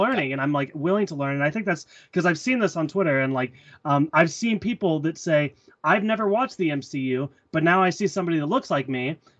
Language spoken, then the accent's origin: English; the South, United States; I'm from the South